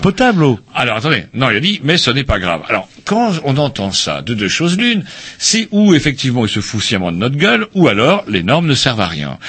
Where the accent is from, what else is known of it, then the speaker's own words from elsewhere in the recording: Plérin, Brittany, France; Plérin, c'est mon bled.